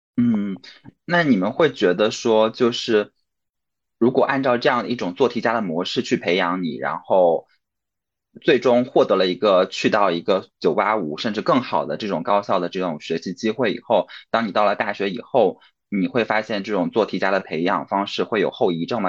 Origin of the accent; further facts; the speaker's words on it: Jiangxi, China; now in Beijing, China; 在我的家乡江西